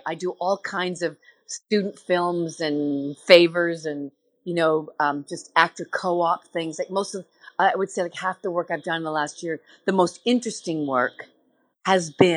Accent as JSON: {"language": "English", "country": "Canada", "said": "that feeling of being Canadian"}